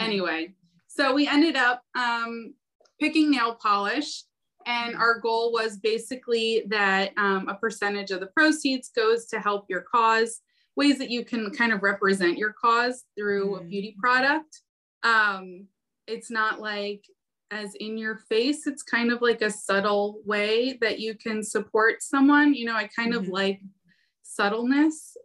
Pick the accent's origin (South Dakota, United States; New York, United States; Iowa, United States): New York, United States; Long Island; also born or lived in Carle Place / Melville / Mineola; We're from Long Island